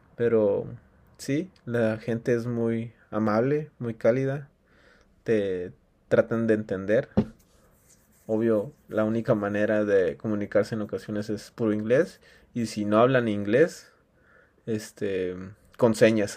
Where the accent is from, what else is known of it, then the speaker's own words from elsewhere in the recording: Mexico; en mi país